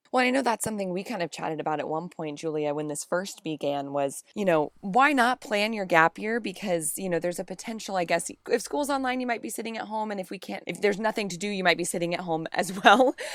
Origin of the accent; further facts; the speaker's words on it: Kansas, United States; moved away as an adult; growing up in Kansas